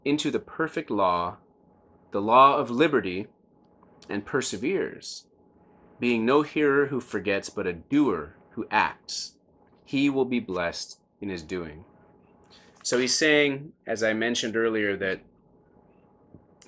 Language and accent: English; United States; I'm so glad that I'm an American